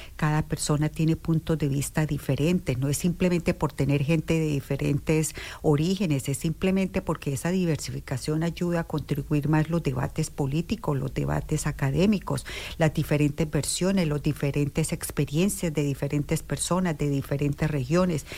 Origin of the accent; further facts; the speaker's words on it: Durania, Norte de Santander, Colombia; moved away as an adult; also born or lived in Bogotá, Colombia; now in Bloomington, United States; soy originalmente de Colombia, de un pueblito muy pequeño de Colombia que queda en todo el límite con Venezuela. El nombre del pueblo es Durania, en el departamento de Norte de Santander